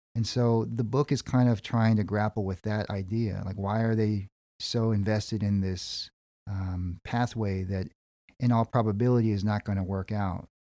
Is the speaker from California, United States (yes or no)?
yes; California, United States; I'm a Korean American dude. My parents and grandparents immigrated from Seoul, South Korea, and I was born in California.